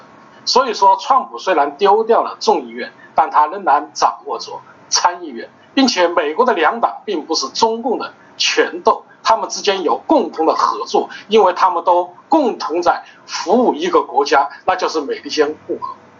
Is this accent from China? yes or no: yes; China; 我们啊作为中国人应该有信心。